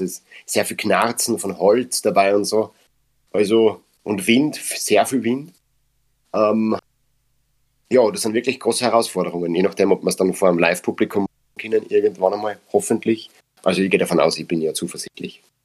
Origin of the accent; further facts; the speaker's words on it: Upper Austria, Austria; accent: Upper Austrian dialect (Mundart); first language Upper Austrian German dialect; wir sind in Machtrenk, wir sind in Oberösterreich, wir sind in Österreich.